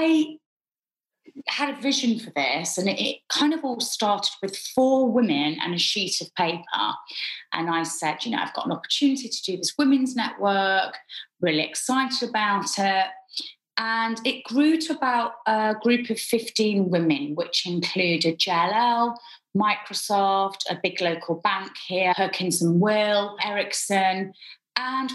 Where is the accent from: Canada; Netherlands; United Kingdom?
United Kingdom; moved away as an adult; now in Dubai, United Arab Emirates; I've lived in Dubai 7 years. I'm obviously British